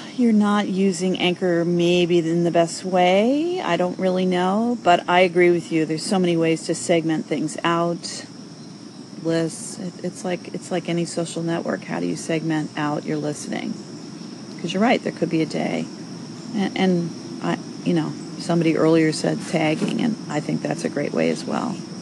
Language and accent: English; New York City, New York, United States; moved away; I'm from New York originally